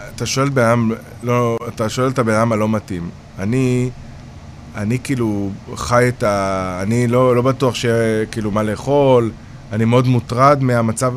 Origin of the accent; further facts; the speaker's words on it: Kiryat Yam, Haifa District, Israel; moved away; ובגלל שגדלתי בקריות, ואשתי חיפאית